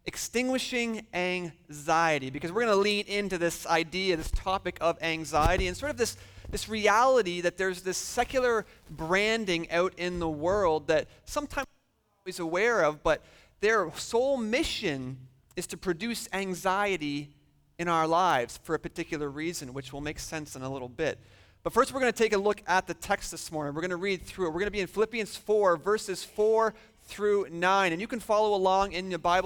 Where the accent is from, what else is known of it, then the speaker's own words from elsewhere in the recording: just outside Toronto, Ontario, Canada; moved away as an adult; now in Michigan, United States; I am Canadian. I've spent almost my entire life living just outside of the big city of Toronto in Ontario